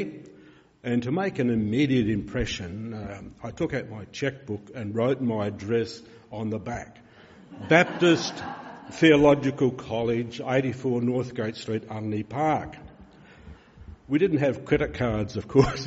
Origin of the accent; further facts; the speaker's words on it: Peterborough, South Australia, Australia; I came from Peterborough, a railway town